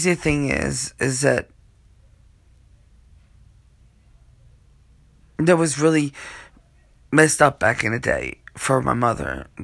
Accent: Wilmington, Delaware, United States; also born or lived in Portland, Maine; We live in Wilmington, Delaware, but now we do. And I was raised here in Delaware.

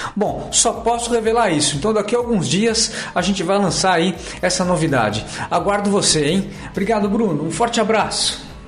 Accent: Belo Horizonte, Minas Gerais, Brazil; tenho 25 anos, sou engenheiro, é natural de Belo Horizonte

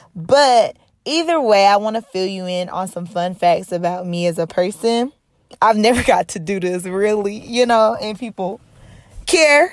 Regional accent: North Carolina, United States; now in Los Angeles, United States; I live here in Los Angeles, California. But I'm originally from North Carolina

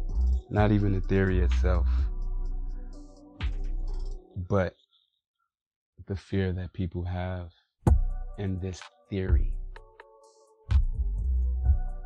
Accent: Chicago, Illinois, United States; I grew up in Chicago, inner city.

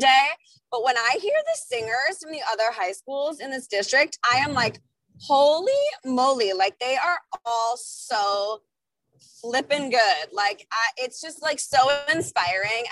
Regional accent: suburbs of Chicago, Illinois, United States; I'm from the Midwest. I grew up in the suburbs of Chicago

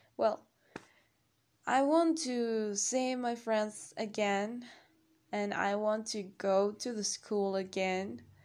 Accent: State of Mexico, Mexico; English is a second language; I'm from Mexico. I'm 21 and I've been living here all my life.

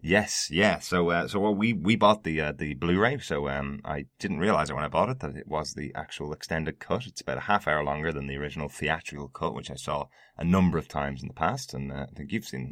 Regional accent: Ireland; i am an Irishman

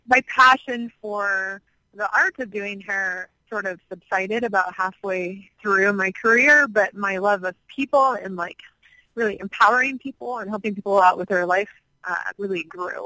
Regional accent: Midwest, United States; moved away as an adult; also born or lived in California; now in Hawaii, United States; I'm originally from the Midwest. So a far cry from where I spent the first 33 years of my life.

